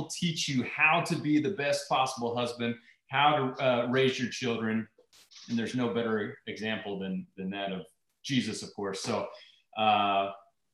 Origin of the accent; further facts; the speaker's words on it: Irving, Texas, United States; I grew up in Irving, Texas, which was just right outside of Dallas